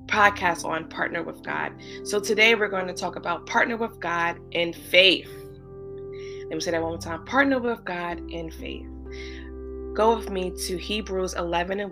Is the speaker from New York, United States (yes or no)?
yes; New York City, New York, United States; I live in New York. I'm a New Yorker. I'm a true New Yorker